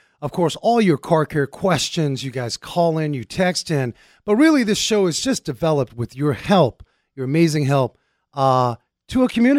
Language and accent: English; Germany; born there; Well, you know I was born in Germany, so I'm very intimate Deutschlander Frankfurters.